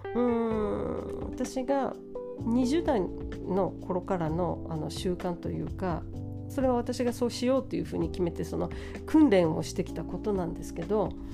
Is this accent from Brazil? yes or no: yes; São Paulo, Brazil; moved away; 私の地元サンパウロ